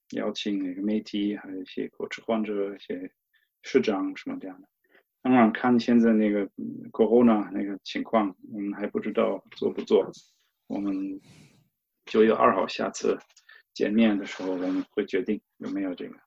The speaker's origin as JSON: {"language": "Chinese", "town": "Cologne", "region": "North Rhine-Westphalia", "country": "Germany", "tie": "born or raised there", "also_born_or_lived": "China", "second_language": "Chinese", "moved": "as an adult", "lives_now": "Ingolstadt, Germany", "said": "我在科隆就度假，回过老家"}